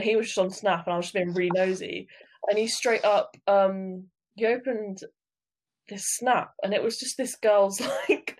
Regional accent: United Kingdom; being British

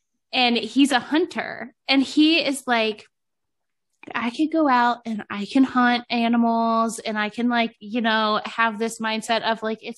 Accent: Cleveland, Ohio, United States; now in Michigan, United States; I feel like I'm originally from Cleveland

